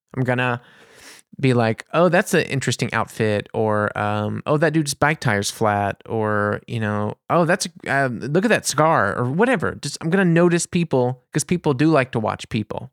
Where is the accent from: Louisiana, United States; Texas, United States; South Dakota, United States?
Louisiana, United States; New Orleans; now in Germany; I'm American. I'm from New Orleans